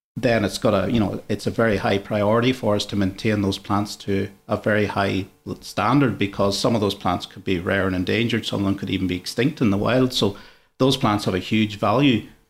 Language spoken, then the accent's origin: English; Ireland; moved away as an adult; now in Sydney, Australia; I'm not originally from Australia, so when I was, uh, back in Ireland, I was pretty much in the construction industry